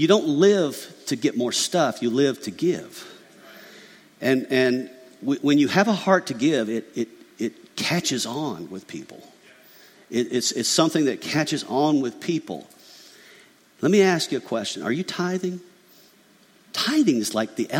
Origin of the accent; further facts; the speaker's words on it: McDonough, Georgia, United States; I grew up in McDonough, Georgia, a little country podunk town with a dirt road